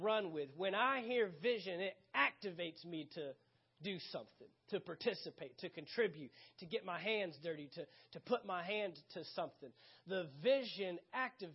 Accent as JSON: {"language": "English", "town": "San Antonio", "region": "Texas", "country": "United States", "tie": "born or raised there", "moved": "yes", "said": "I left Texas, where I'm originally from"}